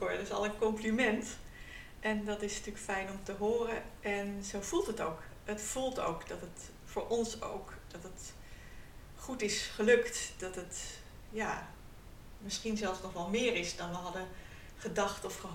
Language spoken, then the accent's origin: Dutch; North Holland, Netherlands; now in Friesland, Netherlands; Eh, we komen uit Noord-Holland.